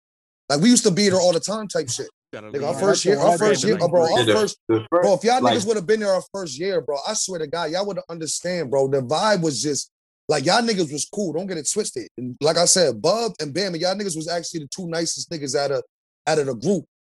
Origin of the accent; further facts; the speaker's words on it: New Jersey, United States; I'm from Jersey, brother.